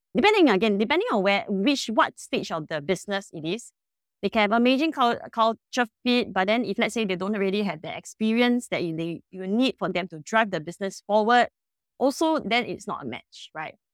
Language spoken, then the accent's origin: English; Singapore; I'm personally a Singaporean and we are a Singapore-based company